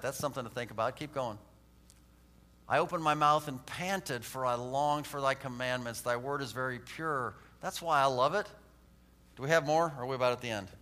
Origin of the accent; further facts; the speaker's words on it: United States; I'm an American